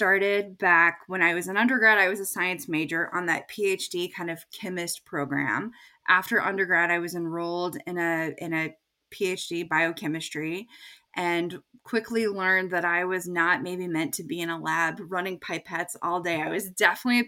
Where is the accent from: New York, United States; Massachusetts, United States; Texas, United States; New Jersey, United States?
Texas, United States; moved away as an adult; also born or lived in Indiana / Chicago; now in Maine, United States; I grew up in Texas